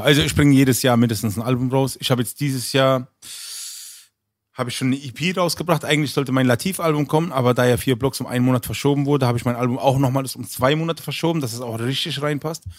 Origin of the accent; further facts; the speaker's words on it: Berlin, Germany; also born or lived in Düsseldorf; ich bin aus Berlin